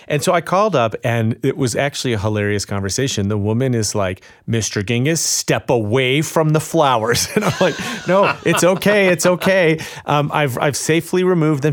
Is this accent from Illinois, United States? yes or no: yes; Chicago, Illinois, United States; Chicago, my hometown